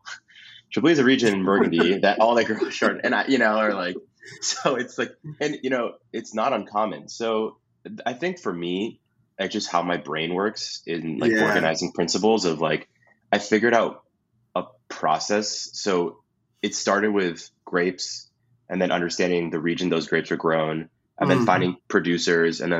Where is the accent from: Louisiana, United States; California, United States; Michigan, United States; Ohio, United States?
California, United States; Los Angeles; also born or lived in Midwest; I grew up